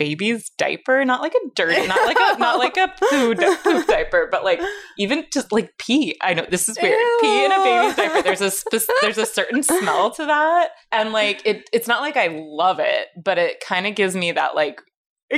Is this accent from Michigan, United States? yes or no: no; Arizona, United States; I grew up in Arizona